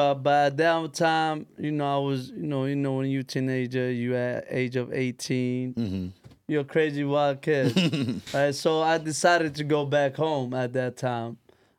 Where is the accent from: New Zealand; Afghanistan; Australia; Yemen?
Yemen; now in United States; I'm from Yemen.